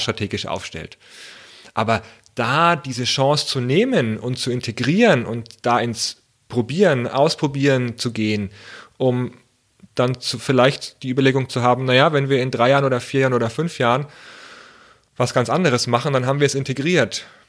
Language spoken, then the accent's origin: German; Germany; bei uns in Deutschland, naja, ich sage es mal, bei uns in Deutschland